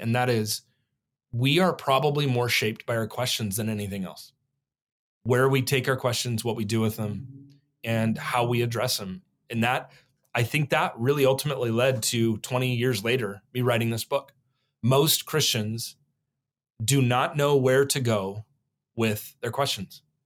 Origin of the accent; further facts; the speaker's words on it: Oregon, United States; also born or lived in New Mexico; born in New Mexico, but I, I was raised here in Oregon from one on